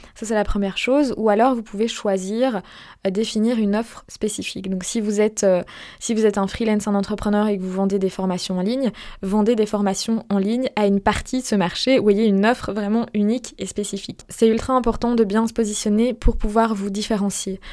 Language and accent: French; Belgium; je ne suis pas française. Je suis belge. J'ai la double nationalité, belge française, d'ailleurs. Mais, euh, je vis en Belgique